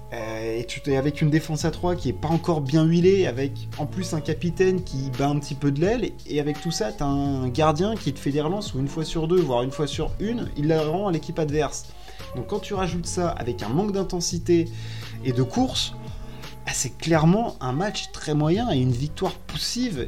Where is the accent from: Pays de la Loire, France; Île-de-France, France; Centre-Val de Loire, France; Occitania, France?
Île-de-France, France; Paris; je suis parisien